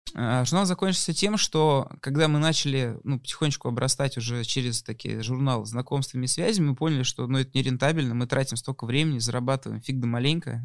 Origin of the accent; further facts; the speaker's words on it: Moscow, Russia; мы, молодые ребята из Москвы